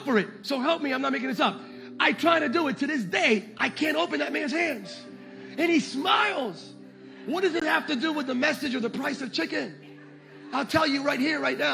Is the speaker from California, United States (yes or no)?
no; Pennsylvania, United States; moved away; I'm originally from Pennsylvania